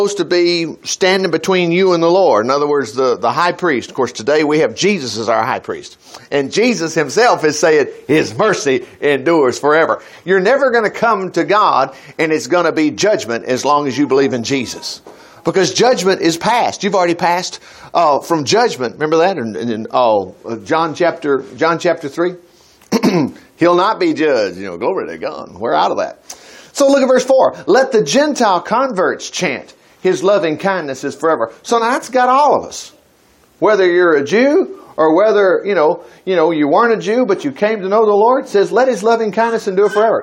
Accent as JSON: {"language": "English", "country": "United States", "said": "as an American citizen"}